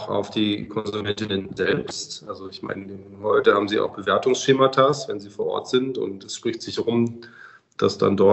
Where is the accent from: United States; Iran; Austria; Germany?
Germany; Bavaria; Also ich komme ja aus Bayern, wir haben ja das Thema Wintertourismus